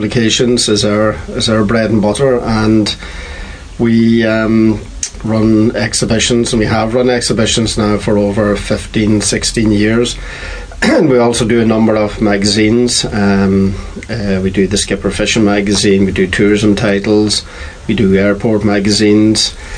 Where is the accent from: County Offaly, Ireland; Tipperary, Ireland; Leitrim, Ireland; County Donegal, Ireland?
County Donegal, Ireland; Mullaghduff; I grew up in Mullidoff, and my mother was a publican at Boner's Bar